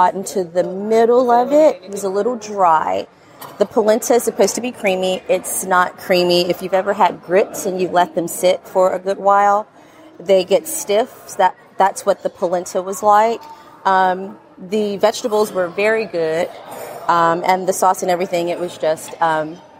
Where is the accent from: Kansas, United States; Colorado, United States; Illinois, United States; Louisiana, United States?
Louisiana, United States; New Orleans; I'm from New Orleans, Louisiana, here on vacation